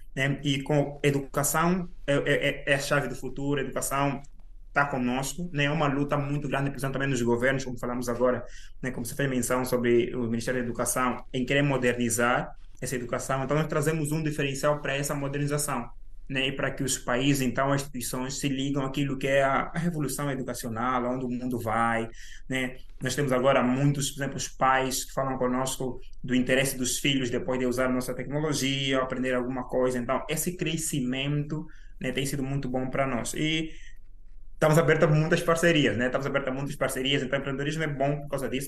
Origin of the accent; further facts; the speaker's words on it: Angola; moved away as an adult; now in United Kingdom; nasci e cresci em Angola.